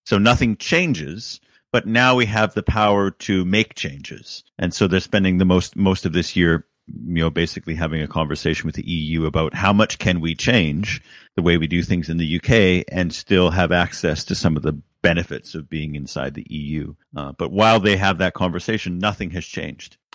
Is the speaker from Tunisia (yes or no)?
no; Canada; moved away as an adult; now in United Kingdom; as a Canadian